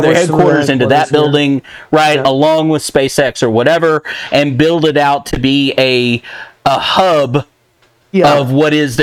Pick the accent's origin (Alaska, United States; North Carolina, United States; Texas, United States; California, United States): Texas, United States; I'm from Texas